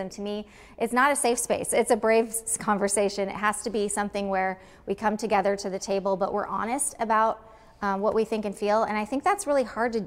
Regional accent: Los Angeles, California, United States; now in Anchorage, United States; I come from Los Angeles

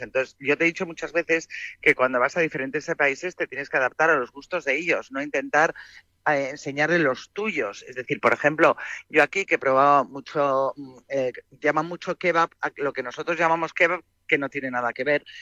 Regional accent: Madrid, Community of Madrid, Spain; Yo soy más paleta, soy más de Madrid, de menos gente, que, que somos 6 millones.

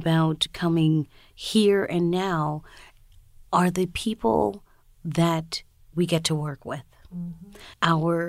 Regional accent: Long Island, New York, United States; also born or lived in Brooklyn, New York; I was born in New York, in Brooklyn, New York, and raised on Long Island, and I'm American, but I'm also the child of immigrants. My mom is from Haiti. My dad is from Trinidad.

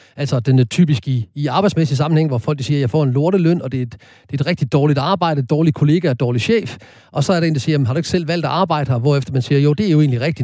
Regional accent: Horsens, Central Denmark Region, Denmark; kommer jeg jo født og opvokset i Horsens

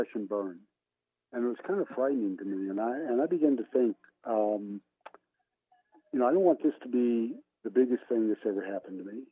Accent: Oklahoma, United States; moved away as an adult; also born or lived in Pittsburgh; my hometown in Owosso, Oklahoma

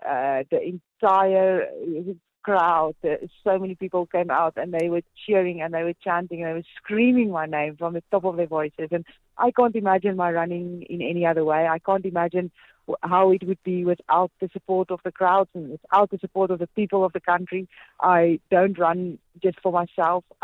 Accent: South Africa; being a South African winner

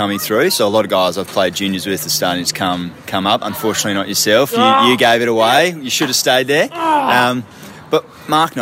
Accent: Queensland, Australia; Queensland, my home state

